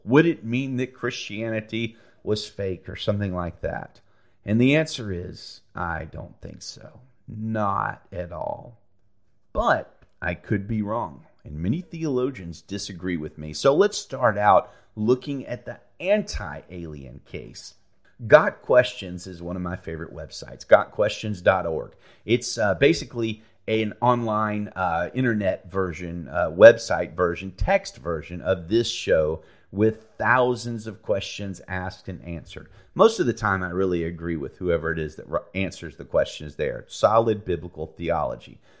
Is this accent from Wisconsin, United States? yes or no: no; Alabama, United States; I'm from Alabama